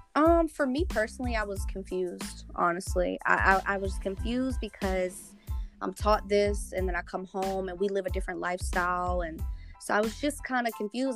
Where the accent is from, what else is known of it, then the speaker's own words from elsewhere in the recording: Charles City, Virginia, United States; I come from the Chickahominy Indian tribe, which is right here in Charles City, Virginia.